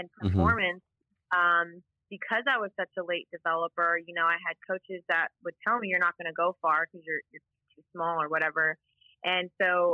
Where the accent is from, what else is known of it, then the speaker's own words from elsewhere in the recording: Beaumont, California, United States; moved away as an adult; also born or lived in Whittier, California / Orange County, California; now in Houston, United States; born and raised in Southern California, and I actually grew up, my childhood was kind of split, but I'll just make it easy, but a small town called Beaumont, California